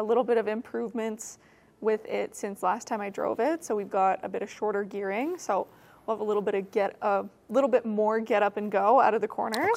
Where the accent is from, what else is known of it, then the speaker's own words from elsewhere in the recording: Alberta, Canada; moved away as an adult; now in Toronto, Canada; I grew up in Alberta